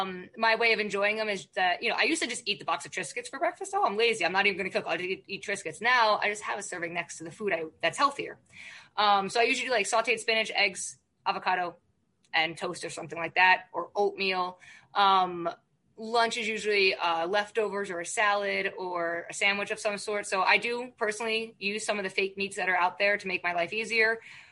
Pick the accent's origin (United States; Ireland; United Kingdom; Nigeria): Ireland; I can never be vegan because I'm Irish and I like meat and potatoes